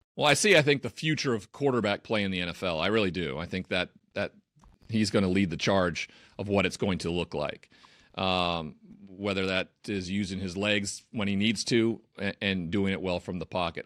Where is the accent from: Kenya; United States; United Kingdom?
United States; Montana; moved away as an adult; also born or lived in Los Angeles; now in Connecticut, United States; I never used public transit growing up in Montana